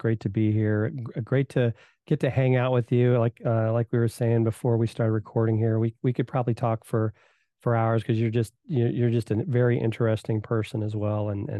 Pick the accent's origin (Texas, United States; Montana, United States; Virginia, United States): Virginia, United States; also born or lived in Indiana; And so I was born in Indiana. They moved to Virginia, grew up there, played, soccer.